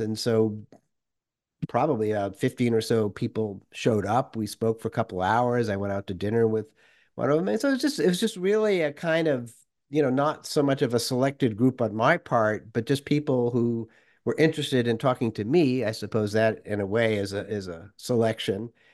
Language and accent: English; Worcester, Massachusetts, United States; moved away as an adult; also born or lived in Moscow, Russia; kid growing up in Worcester, Massachusetts.